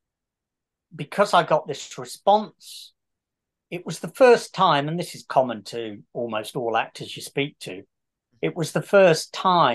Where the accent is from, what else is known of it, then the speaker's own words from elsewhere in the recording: Coventry, West Midlands, United Kingdom; also born or lived in Kenilworth / Leamington; I'm from Coventry